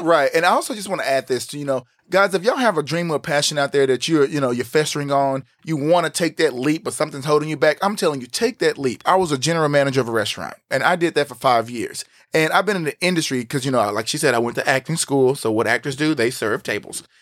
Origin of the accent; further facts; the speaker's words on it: Texas, United States; growing up where we're from, like we said, we're in the Bible Belt, we're here in Texas, we're from a small town